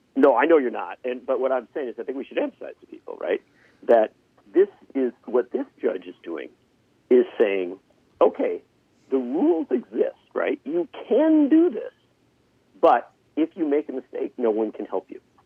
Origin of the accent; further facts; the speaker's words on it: Union Grove, Wisconsin, United States; I grew up in Union Grove, which when I was born was population 970